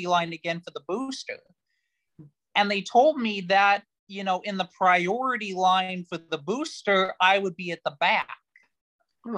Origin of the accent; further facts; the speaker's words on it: Arizona, United States; moved away; grew up in Arizona, as I said, and there were some pretty nasty scorpions there